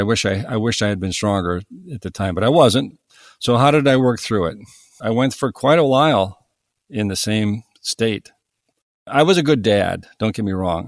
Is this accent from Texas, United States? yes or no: no; east of Cleveland, Northern Ohio, United States; I grew up in Northern Ohio, uh, east of Cleveland, on Lake Erie